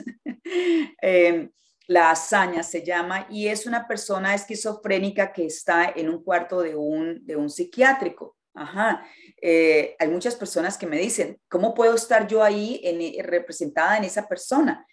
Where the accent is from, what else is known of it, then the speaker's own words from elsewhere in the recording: Colombia; yo soy colombiana